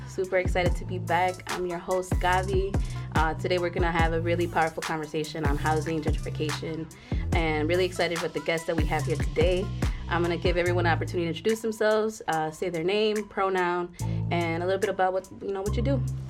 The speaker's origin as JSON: {"language": "English", "region": "Southern Illinois", "country": "United States", "tie": "born or raised there", "moved": "as an adult", "lives_now": "Chicago, United States", "said": "I grew up in Southern Illinois. I'm a first-gen Haitian American person"}